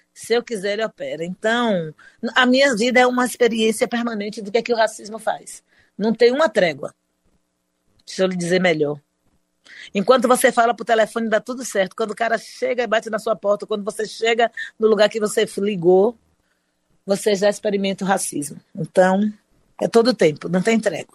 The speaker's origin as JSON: {"language": "Portuguese", "town": "Salvador", "region": "Bahia", "country": "Brazil", "said": "sou aqui de Salvador da Bahia, a melhor cidade desse país"}